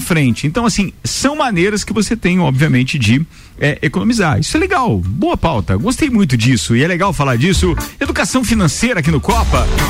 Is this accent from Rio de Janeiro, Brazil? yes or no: no; Bom Retiro, Santa Catarina, Brazil; Bom Retiro, que é a cidade onde eu nasci